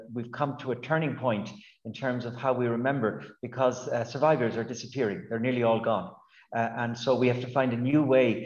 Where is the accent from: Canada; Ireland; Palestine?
Ireland; Galway, Connacht; moved away; I grew up in Galway on the West Coast, surrounded by the travelling community